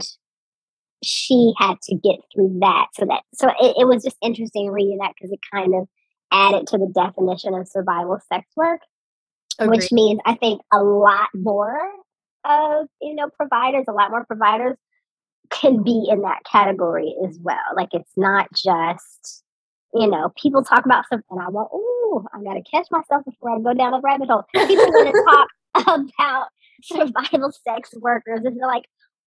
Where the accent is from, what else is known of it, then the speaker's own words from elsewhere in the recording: Georgia, United States; I am a dark-skinned Black woman born and raised in Georgia